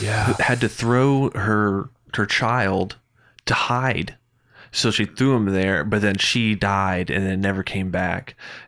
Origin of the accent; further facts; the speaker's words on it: Doylestown, Pennsylvania, United States; I grew up in Doylestown.